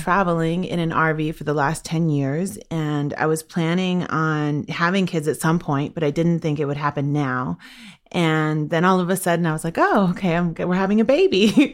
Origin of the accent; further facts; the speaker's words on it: Washington, United States; I'm from the Swinomish and Tlalit people